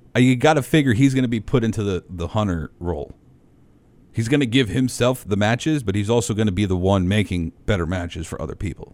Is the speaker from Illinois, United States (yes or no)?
no; New York, United States; I'm from New York